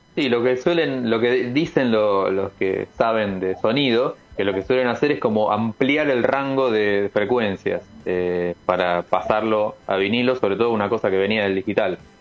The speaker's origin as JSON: {"language": "Spanish", "region": "Buenos Aires", "country": "Argentina", "said": "Yo soy de Capital, barrio de San Cristóbal"}